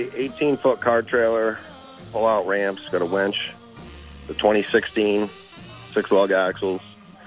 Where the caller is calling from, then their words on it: Colchester, Vermont, United States; … in Colchester.